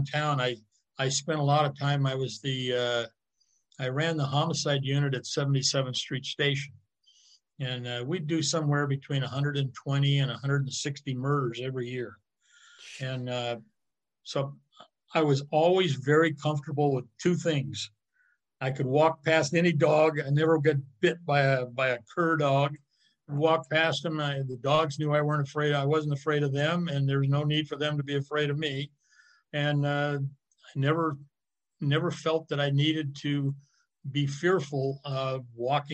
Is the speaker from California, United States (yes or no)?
yes; California, United States